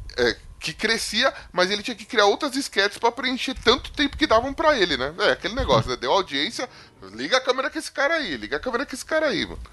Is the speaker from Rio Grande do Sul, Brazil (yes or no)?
no; São Paulo, Brazil; eu sou da Z L